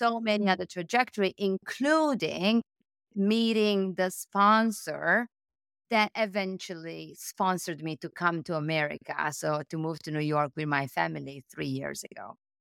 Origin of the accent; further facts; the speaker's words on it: Italy; accent: Italian; English is a second language; moved away as an adult; also born or lived in Milan, Italy / Paris, France; I'm Italian, as you can tell from my accent